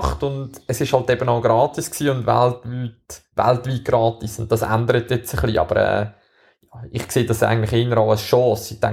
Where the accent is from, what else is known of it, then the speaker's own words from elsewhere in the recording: Switzerland; Wir als Schweizer haben natürlich wieder mal das Glück, dass wir äh, so ein richtiges Rennen